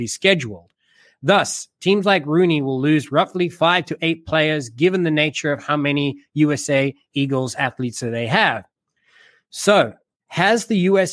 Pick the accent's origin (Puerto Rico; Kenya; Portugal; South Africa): South Africa; now in United States; I am South African by nature